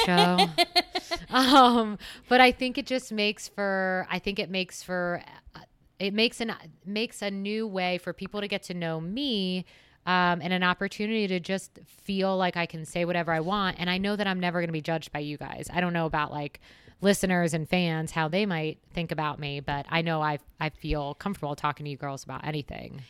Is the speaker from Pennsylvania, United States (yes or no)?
yes; West Chester, Pennsylvania, United States; now in Phoenix, United States; I am originally from Westchester, Pennsylvania. That is on the eastern side of the state, so about thirty minutes west of Philadelphia